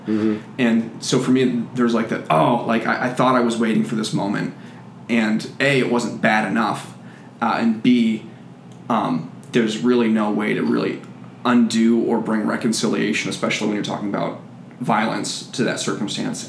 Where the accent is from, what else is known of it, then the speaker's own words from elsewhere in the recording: United States; being an American